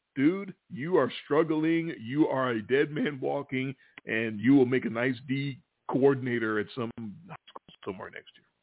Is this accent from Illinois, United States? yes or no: no; Memphis, Tennessee, United States; we're from Memphis